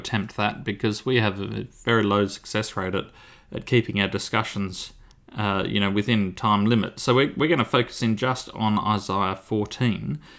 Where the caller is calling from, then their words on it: Launceston, Tasmania, Australia; I'm recording from Launceston in Tasmania.